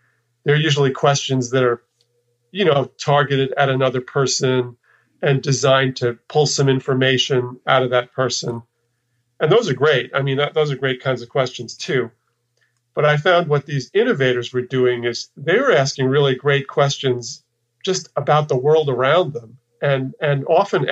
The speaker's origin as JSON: {"language": "English", "region": "New York", "country": "United States", "tie": "born or raised there", "also_born_or_lived": "Texas", "moved": "as an adult", "said": "I kind of left the place where I lived and grew up. I'm from New York, and I'd spent, you know, my formative years in New York"}